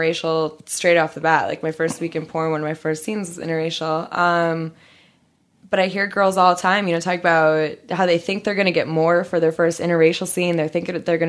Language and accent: English; Georgia, United States; first language Portuguese; English is a second language; also born or lived in Brazil; I grew up a little bit in Georgia